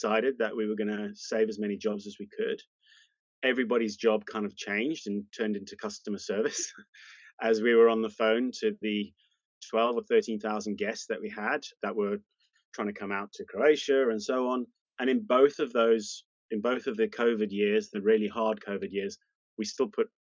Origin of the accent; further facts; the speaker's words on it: South Africa; moved away as an adult; now in United Kingdom; Moved to the UK, there was a small change in the law around being South African, and I took advantage of that, moved to the UK